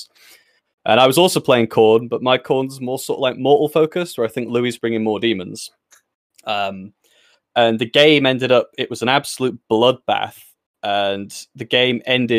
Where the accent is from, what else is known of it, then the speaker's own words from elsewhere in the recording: Stoke-on-Trent, West Midlands, United Kingdom; now in York, United Kingdom; From Stoke-on-Trent